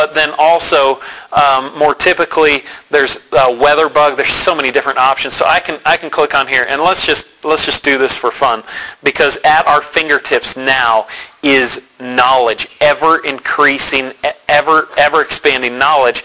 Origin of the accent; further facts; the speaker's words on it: Denver, Colorado, United States; I grew up in Denver, went to an amazing church, Calvary Temple